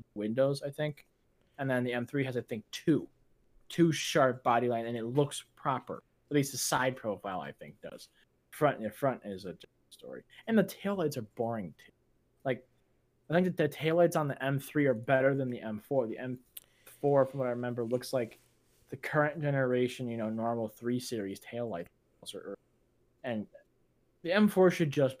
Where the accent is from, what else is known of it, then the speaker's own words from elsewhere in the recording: United States; being American